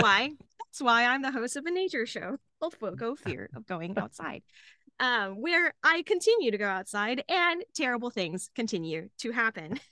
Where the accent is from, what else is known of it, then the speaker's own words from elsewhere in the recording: Dallas, Texas, United States; now in Austin, United States; I grew up in Dallas, Texas